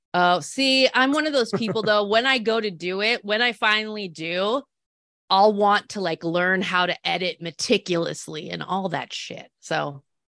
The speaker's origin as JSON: {"language": "English", "town": "Salinas", "region": "California", "country": "United States", "tie": "born or raised there", "said": "I grew up in Salinas, California. It's a smaller city. It's on the Central Coast."}